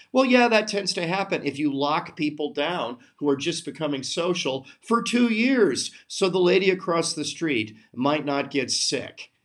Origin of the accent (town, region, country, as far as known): United States